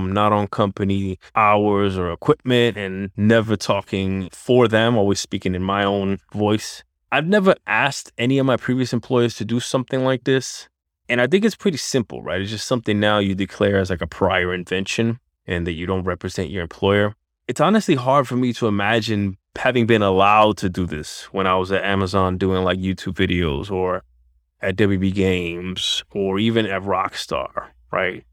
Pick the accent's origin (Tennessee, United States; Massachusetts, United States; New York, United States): New York, United States; New York City; That's my hometown, Spanish Harlem at Barrio, one hundred fifth and First, East River Projects, Born and Bred